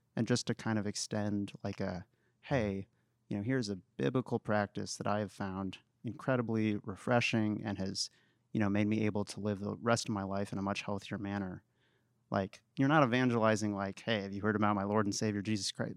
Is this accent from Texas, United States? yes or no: yes; Waco, Texas, United States; I'm actually from Waco